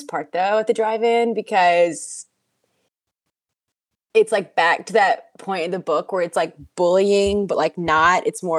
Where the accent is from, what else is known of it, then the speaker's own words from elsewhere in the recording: the South, United States; I'm from the South